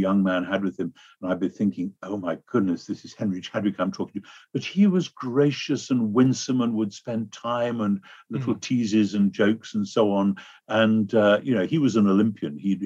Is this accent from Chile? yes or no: no; United Kingdom; in America, I find as a Brit